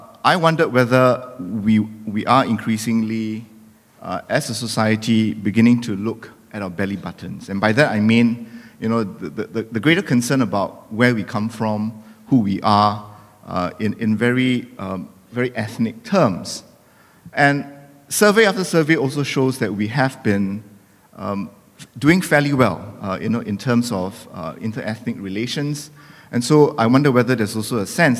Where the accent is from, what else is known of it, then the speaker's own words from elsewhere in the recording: Singapore; being Singaporean doesn't exclude us from being a Muslim